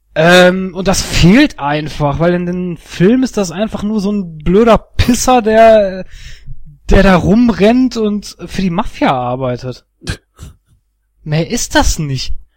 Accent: Duisburg, North Rhine-Westphalia, Germany; meine Heimatstadt Duisburg

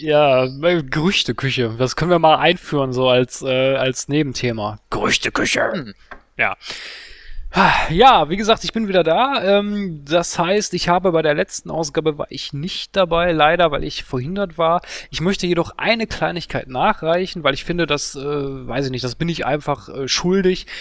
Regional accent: Duisburg, North Rhine-Westphalia, Germany; in meiner Heimatstadt Duisburg

